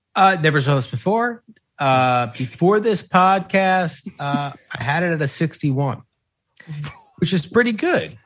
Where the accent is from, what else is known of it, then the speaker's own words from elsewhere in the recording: New York, United States; I'm from New York.